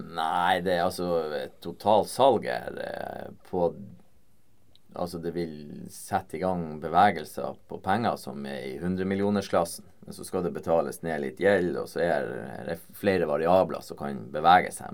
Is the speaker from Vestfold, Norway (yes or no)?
no; Vesterålen, Nordland, Norway; moved away; fra Vesterålen, der jeg kommer fra